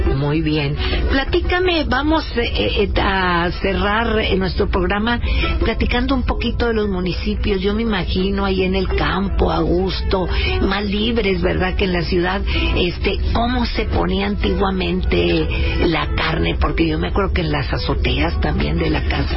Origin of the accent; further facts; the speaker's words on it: Monterrey, Nuevo León, Mexico; Somos regiomontanos y somos, eh, machacados